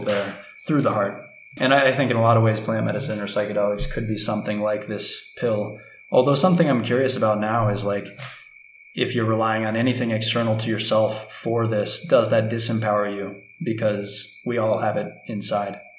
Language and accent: English; United States; moved away as an adult; now in Ecuador; growing up in U.S. culture